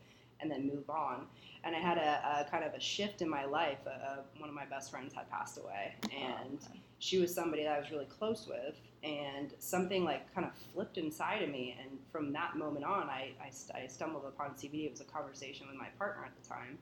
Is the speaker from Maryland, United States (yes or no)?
no; New Hampshire, United States; I grew up in New Hampshire